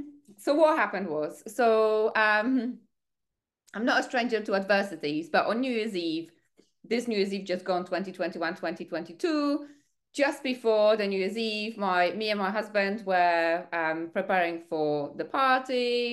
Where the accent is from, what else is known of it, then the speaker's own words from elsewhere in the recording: Poland; English is a second language; now in United Kingdom; I moved to the UK from Poland. I didn't speak a word of English. I didn't know anyone.